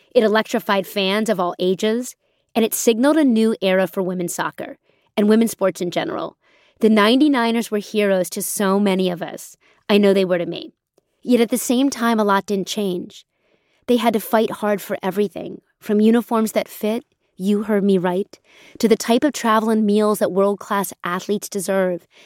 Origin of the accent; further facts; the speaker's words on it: Pennsylvania, United States; When I was growing up in Pennsylvania, I had to play on a boys' team